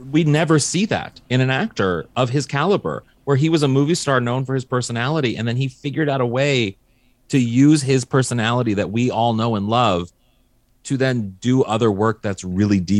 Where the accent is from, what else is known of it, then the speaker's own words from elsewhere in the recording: St. Louis, Missouri, United States; I'm from St. Louis, Missouri originally